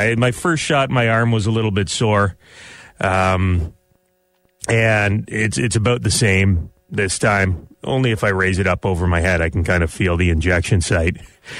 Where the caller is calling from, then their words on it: Canada; We're calling from Canada, and there's some talk up here that people in Florida don't care about hockey.